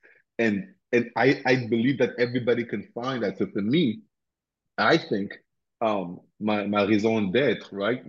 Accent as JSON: {"language": "English", "country": "Cameroon", "also_born_or_lived": "Addis Ababa, Ethiopia / Lagos, Nigeria / Cotonou, Benin / Accra, Ghana", "moved": "yes", "lives_now": "United States", "said": "I'm from Cameroon originally, right? So in West Africa"}